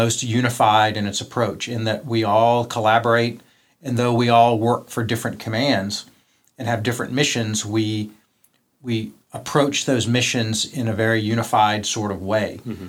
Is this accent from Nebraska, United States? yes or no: no; Tidewater, Virginia, United States; I grew up in Tidewater, Virginia.